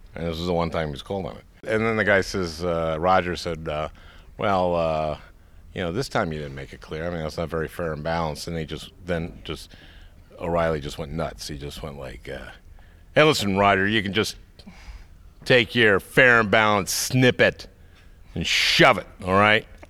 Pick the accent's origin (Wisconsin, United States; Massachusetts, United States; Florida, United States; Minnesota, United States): Minnesota, United States; moved away as an adult; now in New York, United States; I grew up in Minnesota